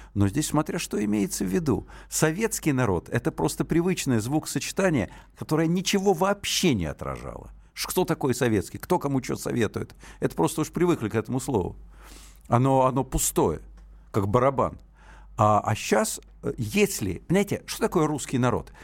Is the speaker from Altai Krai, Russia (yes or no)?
no; Moscow, Russia; first language Russian; у меня родной язык русский, я москвич